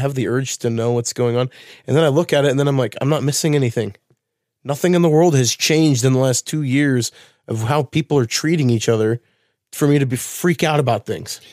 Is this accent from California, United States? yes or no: no; Wilsonville, Oregon, United States; moved away; I lived in Wilsonville as a kid